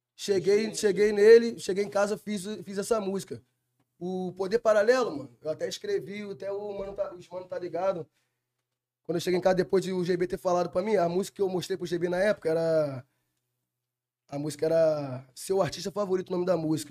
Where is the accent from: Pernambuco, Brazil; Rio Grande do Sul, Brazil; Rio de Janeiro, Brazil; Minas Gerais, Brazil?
Rio de Janeiro, Brazil; São Gonçalo; also born or lived in Cabo Frio; Nasci em São Gonçalo, entendeu? Aí certa idade fui para Cabo Frio, aí voltei para o Salgueiro de novo e tô lá até hoje